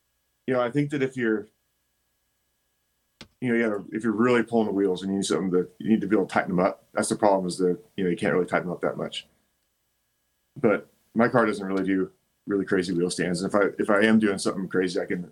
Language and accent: English; California, United States; born or raised there